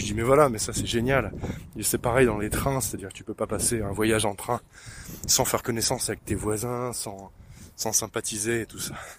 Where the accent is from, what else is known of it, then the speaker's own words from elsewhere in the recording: France; je suis français